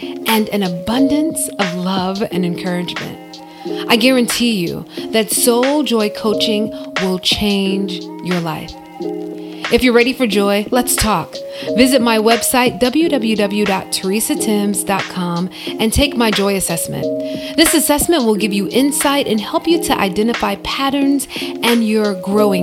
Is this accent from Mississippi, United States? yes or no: yes; Mississippi, United States; a Black woman growing up in Mississippi